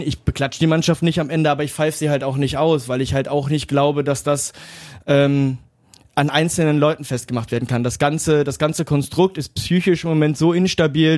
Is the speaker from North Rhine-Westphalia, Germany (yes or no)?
yes; Duisburg, North Rhine-Westphalia, Germany; in meiner Geburtsstadt